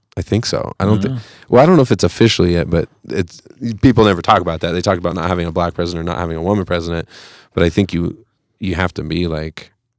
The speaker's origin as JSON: {"language": "English", "town": "Fresno", "region": "California", "country": "United States", "moved": "yes", "lives_now": "Colorado, United States", "said": "I'm from Fresno."}